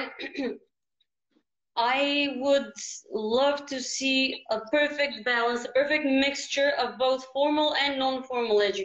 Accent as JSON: {"language": "English", "region": "Ohrid", "country": "North Macedonia", "tie": "born or raised there", "said": "I'm very lucky to have been born in Ohrid"}